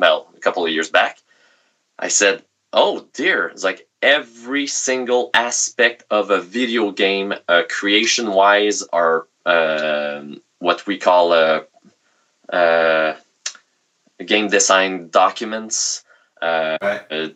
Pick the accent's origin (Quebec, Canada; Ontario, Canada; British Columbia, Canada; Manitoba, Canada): Quebec, Canada; accent: thick Quebecer; English is a second language; sorry for my thick Quebecer accent.